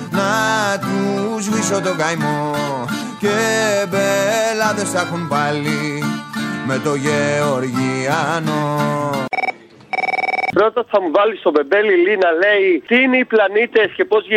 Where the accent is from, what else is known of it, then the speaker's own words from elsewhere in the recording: Egaleo, Attica, Greece; Εγώ είμαι από το Εγάλεο, εμένα η δυτική Αττική, γέννημα φρέμα δυτική Αττική και τέτοια.